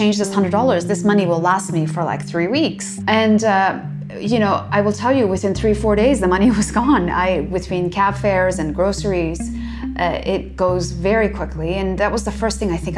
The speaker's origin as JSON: {"language": "English", "town": "Toronto", "region": "Ontario", "country": "Canada", "tie": "born or raised there", "also_born_or_lived": "Iran", "said": "we immigrated to Canada, and I grew up in Toronto"}